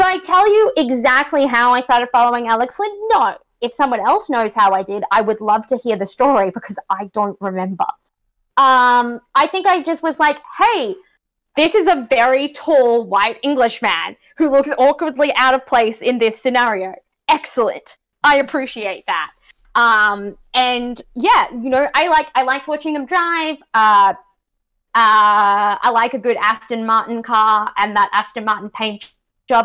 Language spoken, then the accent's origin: English; Australia; accent: Australian; now in Canada; I'm from um, country Australia